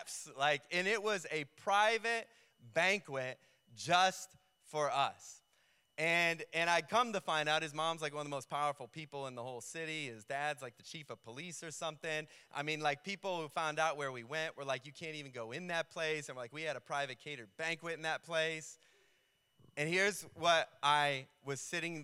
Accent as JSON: {"language": "English", "region": "New York", "country": "United States", "said": "I was from New York"}